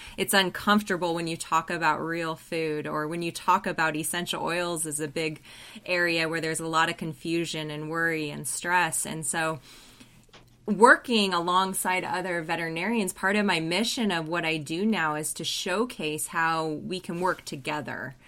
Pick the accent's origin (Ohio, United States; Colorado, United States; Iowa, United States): Colorado, United States; moved away as an adult; also born or lived in New Zealand; I'm originally from Colorado, but went to New Zealand